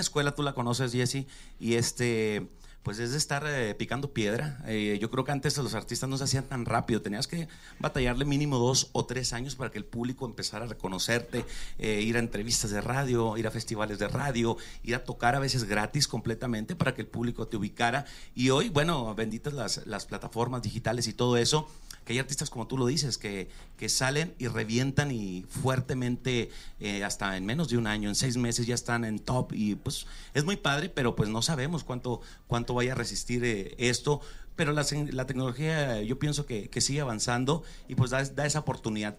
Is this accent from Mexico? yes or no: yes; Chihuahua, Mexico; soy de Chihuahua